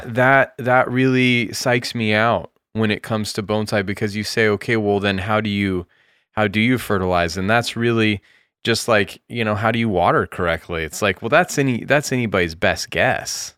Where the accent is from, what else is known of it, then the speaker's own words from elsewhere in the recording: United States; also born or lived in Japan; being an American